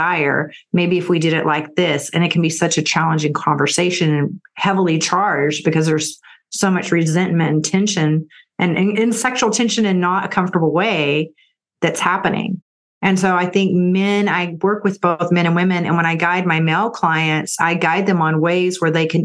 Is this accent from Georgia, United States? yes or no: no; Texas, United States; also born or lived in California; I'm from Texas, and Austin is kind of like the California of Texas.